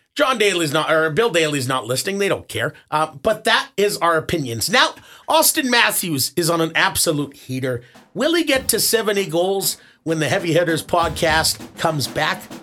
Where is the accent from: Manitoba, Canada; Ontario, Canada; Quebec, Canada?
Manitoba, Canada; Winnipeg; I grew up in Winnipeg